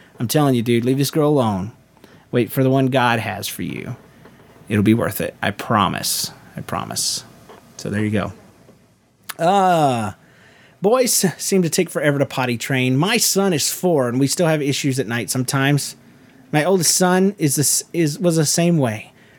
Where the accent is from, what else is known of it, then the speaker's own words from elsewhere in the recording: Montreal, Quebec, Canada; now in Long Island, United States; As you may remember … I've lived in a couple places in between